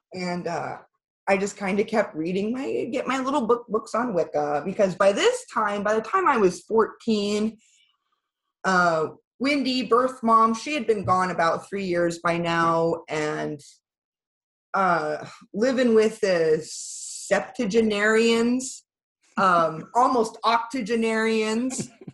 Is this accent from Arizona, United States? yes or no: no; Iowa, United States; also born or lived in Pennsylvania; I actually wasn't born in Iowa. I was born in Pennsylvania